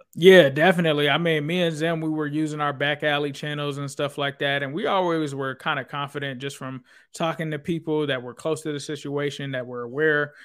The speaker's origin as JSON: {"language": "English", "town": "Cincinnati", "region": "Ohio", "country": "United States", "tie": "born or raised there", "also_born_or_lived": "California", "moved": "as an adult", "lives_now": "Florida, United States", "said": "originally I grew up in Cincinnati"}